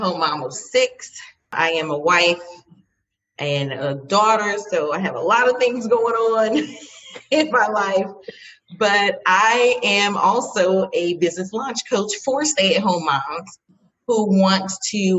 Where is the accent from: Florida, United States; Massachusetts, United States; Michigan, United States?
Florida, United States; Fort Lauderdale; I'm from Fort Lauderdale. That's like my favorite place.